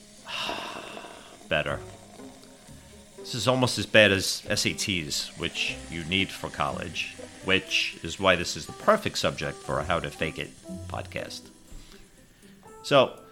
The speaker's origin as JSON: {"language": "English", "region": "Northeast", "country": "United States", "tie": "born or raised there", "moved": "as an adult", "lives_now": "Southeast, United States", "said": "my hometown area in the Northeast"}